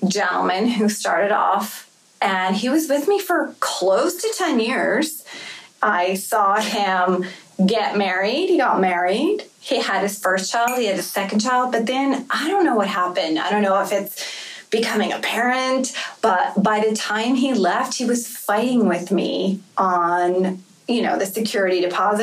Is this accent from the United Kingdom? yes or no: no; Florida, United States; I grew up in Florida